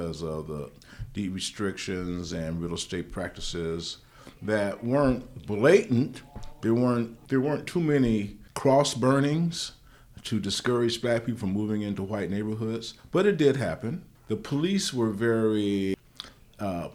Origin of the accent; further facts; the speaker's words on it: San Diego, California, United States; now in Sacramento, United States; the kind of environment that I grew up in San Diego